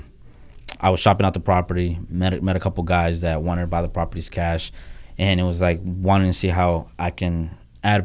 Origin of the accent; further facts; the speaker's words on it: Honduras; moved away; I come from a third world country. I was born in Honduras